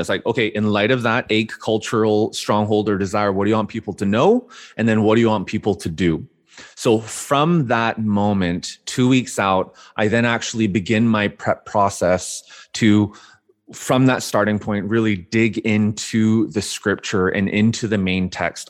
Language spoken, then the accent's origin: English; Vancouver, British Columbia, Canada; I grew up born and raised in Vancouver, Canada